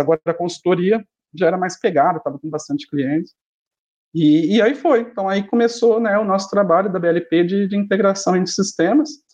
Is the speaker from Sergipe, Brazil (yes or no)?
no; Ribeirão Preto, São Paulo, Brazil; also born or lived in Americana; eu nasci em Ribeirão, sempre fiquei aqui, sempre morei com os meus pais, nunca tinha saído de casa para nada